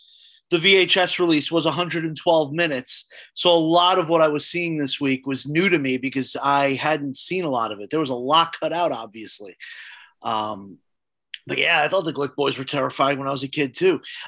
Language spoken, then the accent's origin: English; New York, United States; Growing up in New York